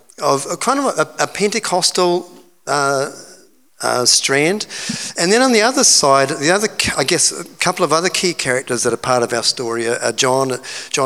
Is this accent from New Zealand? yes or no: yes; Hawke's Bay, New Zealand; moved away as an adult; also born or lived in Auckland; I grew up in Hawke's Bay